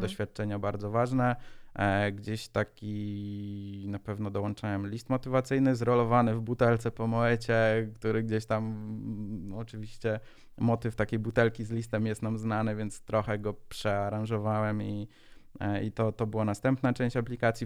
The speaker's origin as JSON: {"language": "Polish", "town": "Szczecin", "region": "West Pomeranian Voivodeship", "country": "Poland", "said": "Jestem ze Szczecina"}